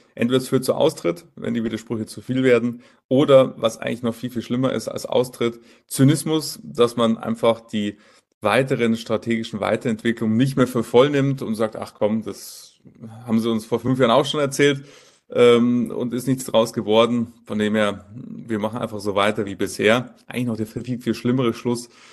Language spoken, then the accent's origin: German; Munich, Bavaria, Germany; Filialleiter hier in München, München, meine Heimatstadt. Dort ähm, äh, bin ich geboren